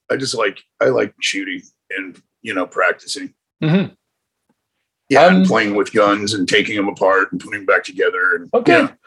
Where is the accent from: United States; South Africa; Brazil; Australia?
United States; Rocky Mountains; I don't scare easy. No, I, I you know I grew up in the Rocky Mountains and shit